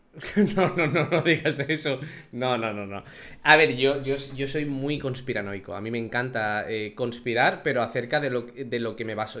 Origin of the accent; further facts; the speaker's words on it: Spain; nosotros como población española